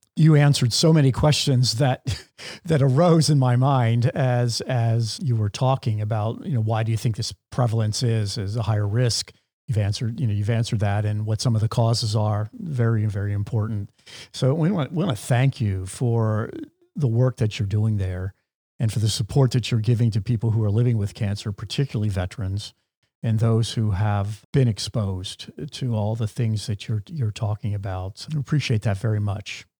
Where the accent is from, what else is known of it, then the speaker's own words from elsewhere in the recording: Pennsylvania, United States; I'm from Pennsylvania